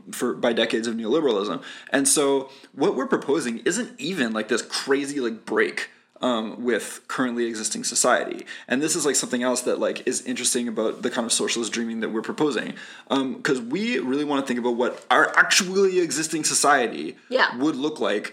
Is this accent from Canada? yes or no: yes; Canada; there's two L's in cancelled because we're Canadian.